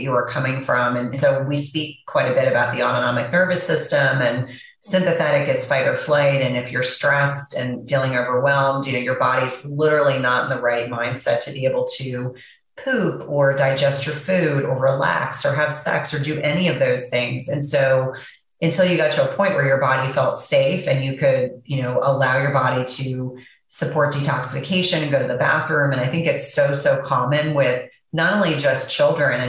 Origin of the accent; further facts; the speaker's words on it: New Jersey, United States; I know we grew up in the same area of New Jersey